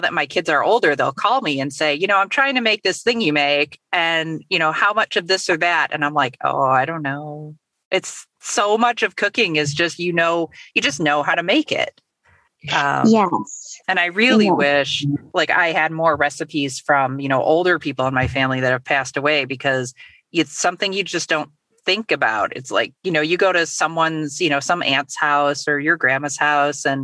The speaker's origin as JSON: {"language": "English", "town": "Chicago", "region": "Midwest", "country": "United States", "said": "a Midwesterner"}